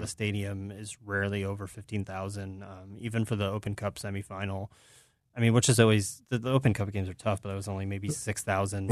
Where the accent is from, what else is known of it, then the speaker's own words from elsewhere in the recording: United States; I'm American